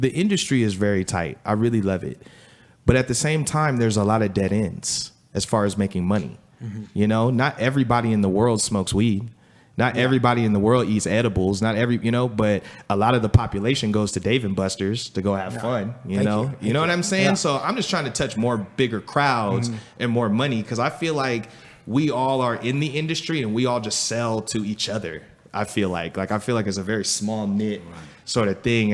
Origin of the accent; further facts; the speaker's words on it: Los Angeles, California, United States; I come from Los Angeles, California, man, to where it's like where we're from is either you hustle or you're homeless.